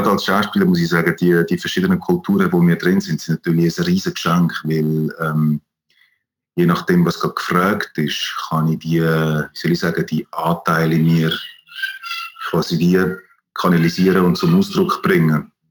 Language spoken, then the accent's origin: German; Switzerland; ich als Schweizer mit, äh, mit der deutschen oder österreichischen ähm, Anwärter quasi